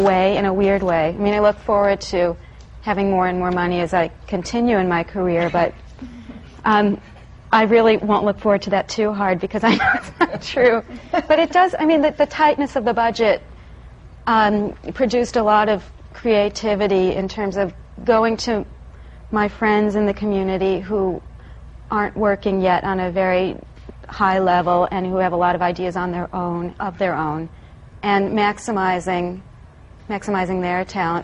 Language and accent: English; Deerfield, Illinois, United States; moved away as an adult; also born or lived in New York; I come from the Midwest, from Deerfield, Illinois